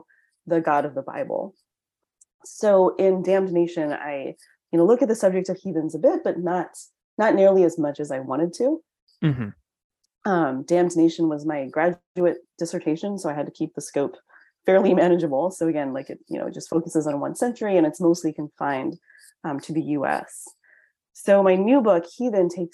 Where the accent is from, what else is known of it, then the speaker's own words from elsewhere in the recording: United States; I'm Chinese American